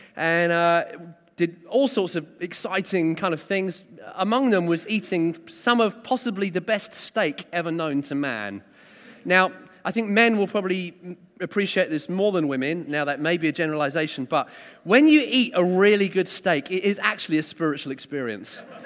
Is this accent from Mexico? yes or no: no; South Coast, South East England, United Kingdom; also born or lived in Sheffield; I was born in Sheffield and then kind of raised on the South Coast.